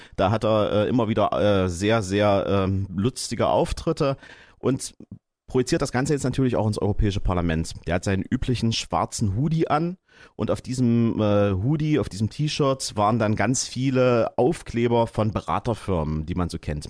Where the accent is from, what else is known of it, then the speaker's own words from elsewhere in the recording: Saxony-Anhalt, Germany; bei uns in Sachsen-Anhalt